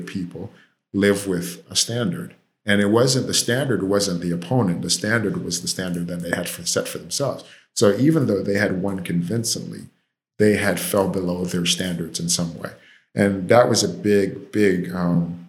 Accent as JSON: {"language": "English", "country": "Jamaica", "moved": "yes", "lives_now": "Miami, United States", "said": "I'm Jamaican"}